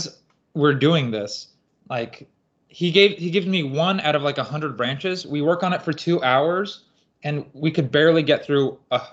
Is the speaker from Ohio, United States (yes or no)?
no; Burbank, California, United States; I grew up in Burbank, California